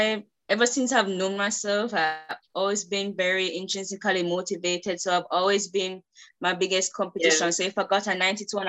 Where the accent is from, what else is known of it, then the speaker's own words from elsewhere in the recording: Kingston, Kingston and St. Andrew, Jamaica; I grew up in Kingston and St. Andrew, so I'm kind of used to here, used to the city life